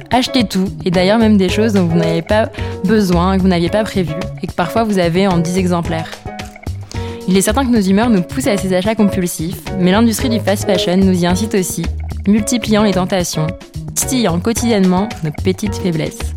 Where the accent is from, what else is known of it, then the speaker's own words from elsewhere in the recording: Paris, Île-de-France, France; en tant que parisienne, jeune trentenaire